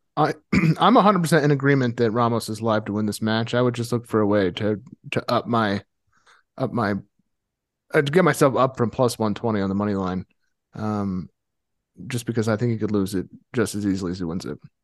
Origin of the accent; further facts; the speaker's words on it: Ohio, United States; moved away; I'm from Ohio originally